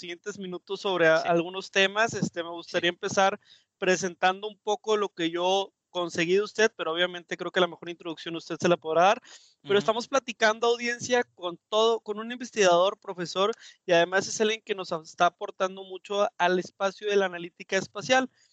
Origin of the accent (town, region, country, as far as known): Mexico